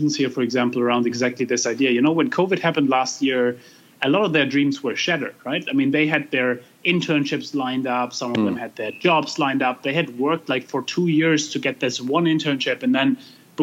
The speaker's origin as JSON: {"language": "English", "country": "Germany", "tie": "born or raised there", "said": "I grew up in Germany."}